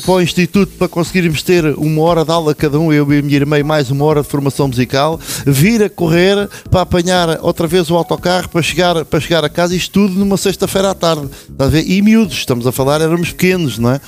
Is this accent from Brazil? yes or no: no; Lourinhã, Centro, Portugal; eu sou natural da Lourinhã